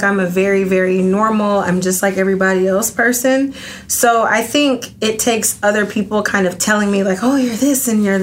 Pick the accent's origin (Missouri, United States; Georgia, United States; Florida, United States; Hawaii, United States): Georgia, United States; Atlanta; also born or lived in Athens, Georgia; I moved from Athens to Atlanta, which I'm originally from